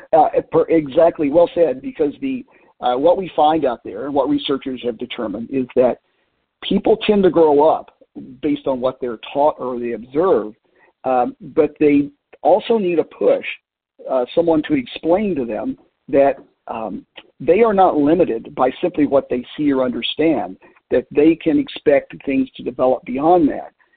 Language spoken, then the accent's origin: English; Middlesboro, Kentucky, United States; Appalachia, where I grew up in southeast Kentucky, um, starting with uh, my hometown school in Middlesboro, Kentucky